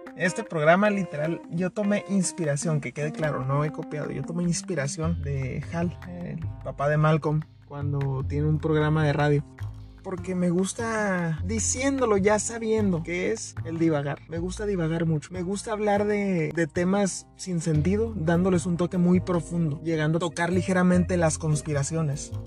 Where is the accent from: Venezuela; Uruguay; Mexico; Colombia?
Mexico; northern Mexico; accent: norteño; Vivo literalmente en la axila de México, así que si notan mi acento, dicen, eh, ah, este es del norte.